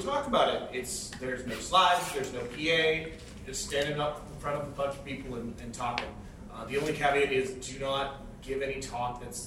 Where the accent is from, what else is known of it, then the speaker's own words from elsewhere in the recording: Vancouver, British Columbia, Canada; I'm from Vancouver